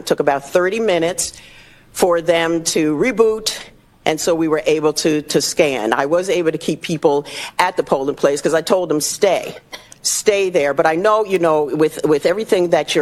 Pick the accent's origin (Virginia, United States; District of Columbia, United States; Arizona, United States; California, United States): Arizona, United States; Goodyear; I'm from Goodyear